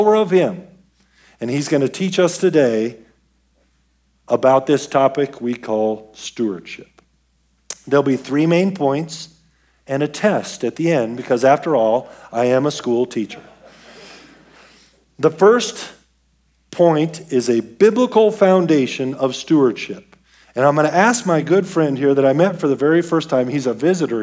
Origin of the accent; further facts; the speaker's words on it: Denver, Colorado, United States; I was born and raised in Denver